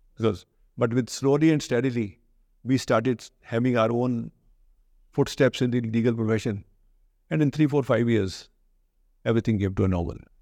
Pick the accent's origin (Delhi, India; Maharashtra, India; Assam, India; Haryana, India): Haryana, India; Sirsa; also born or lived in Kurukshetra; I was from Sirsa. I did my graduate, uh, my higher secondary. It's a, it's a, now a district town. That time it was a small subdivisional town in Haryana.